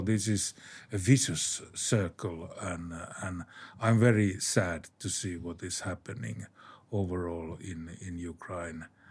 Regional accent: Finland; my home country, Finland.

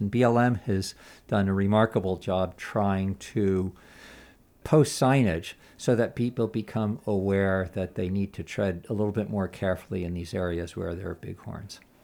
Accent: Los Angeles, California, United States; moved away as an adult; also born or lived in Castle Valley, Utah; I grew up in Los Angeles, which I don't like to admit, but I left when I was about twenty

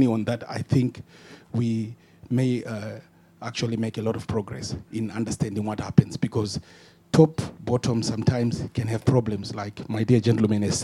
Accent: Zimbabwe; now in Scotland, United Kingdom; I'm from Zimbabwe

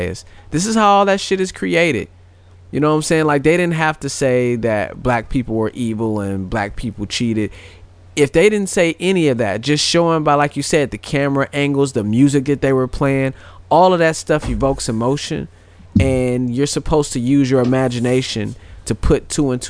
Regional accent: St. Louis, Missouri, United States; I'm from St. Louis

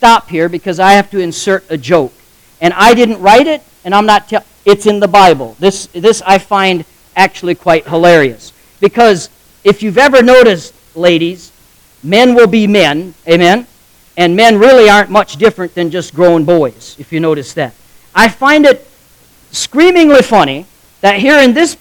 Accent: United States; accent: Amish; first language Pennsylvania German (Amish); English is a second language; English is my second language. I spoke Amish until I spoke English

